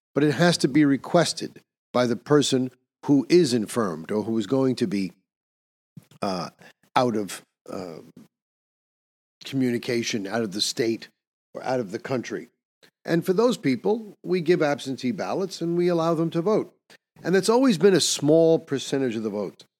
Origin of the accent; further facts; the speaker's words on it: New York, United States; In my home state of New York, we used to have machines you didn't have to fill out anything.